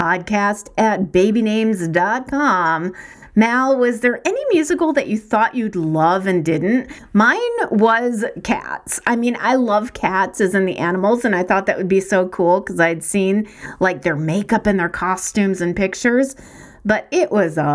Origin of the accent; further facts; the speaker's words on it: Evanston, Illinois, United States; We're from Evanston.